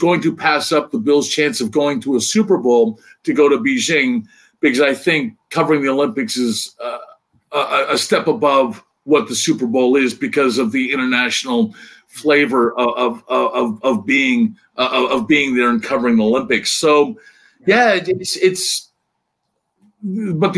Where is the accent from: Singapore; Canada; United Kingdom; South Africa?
Canada; Windsor, Ontario; moved away as an adult; also born or lived in Toronto, Canada; now in Buffalo, United States; I was born in Toronto and grew up in Windsor, Ontario.